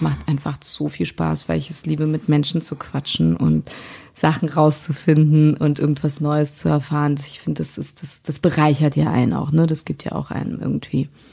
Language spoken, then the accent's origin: German; Berlin, Germany; Hier in Berlin